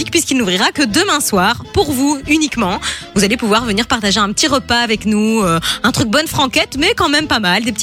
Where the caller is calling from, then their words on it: Pinet, Occitania, France; De là, euh, moi, du côté de Pinet.